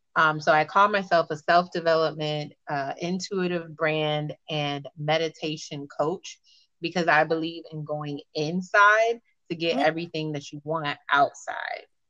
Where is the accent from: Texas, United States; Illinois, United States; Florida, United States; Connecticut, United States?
Florida, United States; Miami; I'm from Miami.